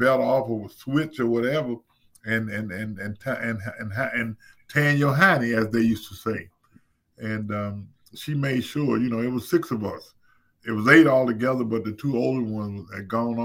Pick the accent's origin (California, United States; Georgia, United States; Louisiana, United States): Louisiana, United States; Zachary; growing up in Zachary was one of those situations where when you grow up, you got everybody around you